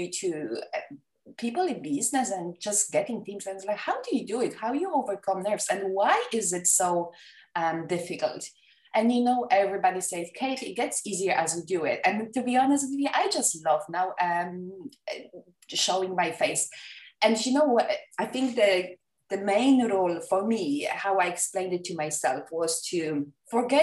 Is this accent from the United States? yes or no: no; Poland; English is a second language; moved away; I was born and raised in Poland. English is not my first language